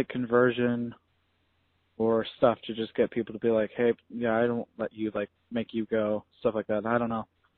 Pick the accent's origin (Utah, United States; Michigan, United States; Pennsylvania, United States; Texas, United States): Utah, United States; I'm from Utah. So I'm an ex-Mormon